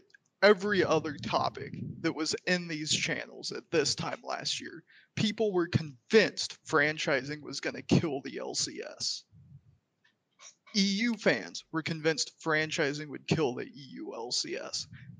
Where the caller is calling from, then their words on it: Seattle, Washington, United States; Still Seattle, Travis.